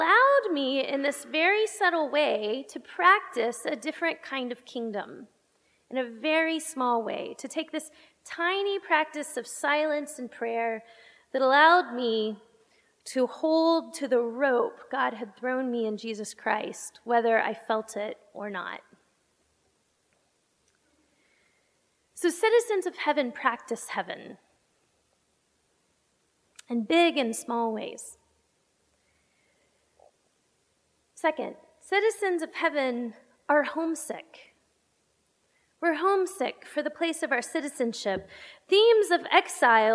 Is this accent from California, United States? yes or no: no; Texas, United States; now in Pittsburgh, United States; I'm from Texas, and so I call myself a Texile because I'm an exile from Texas. And I get homesick.